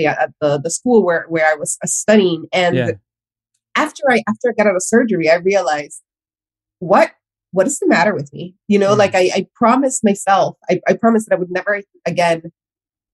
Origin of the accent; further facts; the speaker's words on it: Miami, Florida, United States; also born or lived in Honduras; I was born in Honduras, I was raised in Miami